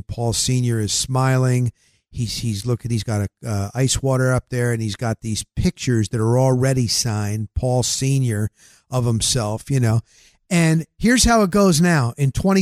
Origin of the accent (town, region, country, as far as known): New Jersey, United States